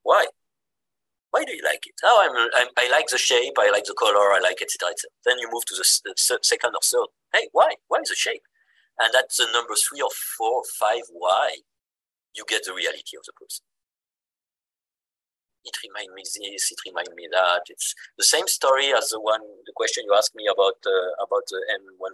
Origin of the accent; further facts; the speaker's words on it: Mulhouse, Grand Est, France; accent: French; English is a second language; moved away as an adult; also born or lived in Irvine, California; now in Tokyo, Japan; I'm from Mulhouse